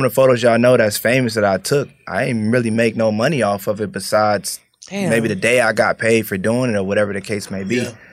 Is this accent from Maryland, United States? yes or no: yes; Prince George's County, Maryland, United States; moved away; also born or lived in Atlanta; I'm from Maryland originally, PG County.